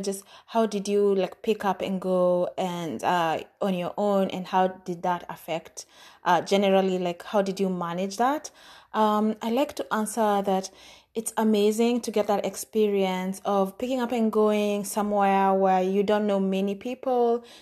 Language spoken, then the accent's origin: English; Kenya; moved away as an adult; now in United States